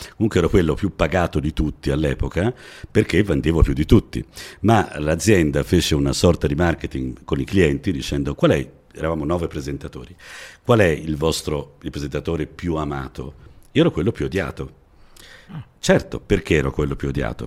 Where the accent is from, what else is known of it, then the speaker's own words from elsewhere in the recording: Florence, Tuscany, Italy; io ho avuto forse la fortuna di nascere a Firenze, già, già chi nasce a Firenze insomma ha una dizione eh, comprensibile un po' in tutta Italia